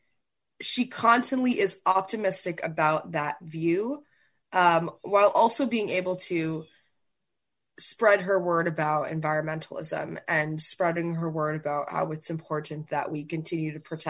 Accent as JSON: {"language": "English", "town": "New Haven", "region": "Connecticut", "country": "United States", "tie": "born or raised there", "said": "when I was really young, probably as young as, you know, 6 or 7, we grew up in New Haven, Connecticut, because he was at Yale at that time"}